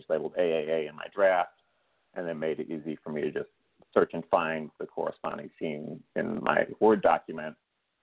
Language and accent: English; Chicago, Illinois, United States; my hometown of Chicago